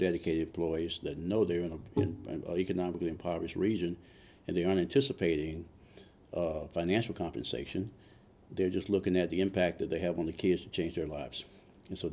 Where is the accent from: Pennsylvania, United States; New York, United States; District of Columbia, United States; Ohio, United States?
District of Columbia, United States; Washington; moved away as an adult; now in Beaufort County, United States; I am from Washington, D.C.